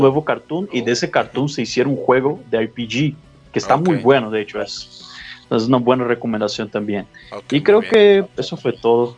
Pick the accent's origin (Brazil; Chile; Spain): Brazil; now in Guadalajara, Mexico; yo soy de Brasil